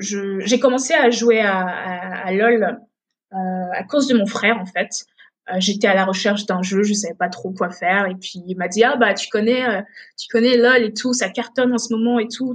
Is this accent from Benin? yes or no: yes; Benin; also born or lived in Togo; now in France; je me souviens de mon enfance au Bénin. Et c'est en grandissant, en allant à l'école au Bénin